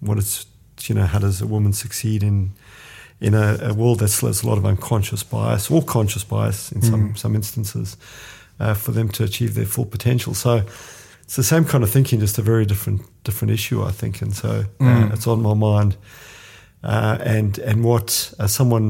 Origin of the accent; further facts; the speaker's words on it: South Africa; now in Australia; I'm either an Italian or a South African. If I'm talking too much, then I'm an Italian. If I'm very direct, then I'm a South African. But I've been in Australia for, you know, most of my, well, certainly all of my working life and you know, more than half of my life